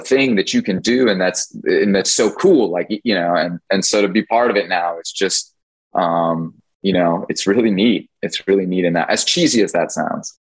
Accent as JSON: {"language": "English", "town": "Washington", "region": "District of Columbia", "country": "United States", "tie": "born or raised there", "said": "I grew up in Washington D.C."}